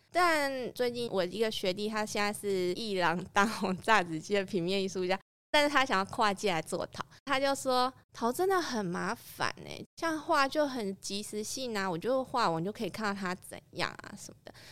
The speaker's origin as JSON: {"language": "Chinese", "region": "Kaohsiung", "country": "Taiwan", "said": "我算是高雄人，可是我家不是住在那里，可是我去那边住村之后，我就爱上那边环境"}